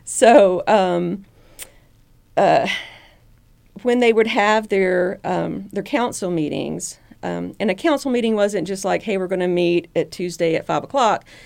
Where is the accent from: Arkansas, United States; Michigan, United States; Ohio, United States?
Arkansas, United States; Southeast; moved away as an adult; now in Chattanooga, United States; I grew up down in Southeast Arkansas, right on the Mississippi River.